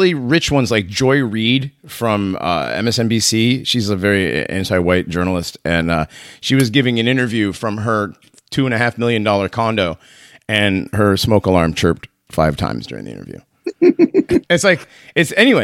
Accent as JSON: {"language": "English", "town": "Hartford", "region": "Connecticut", "country": "United States", "tie": "born or raised there", "said": "I grew up in Hartford, and Hartford is a very is very black"}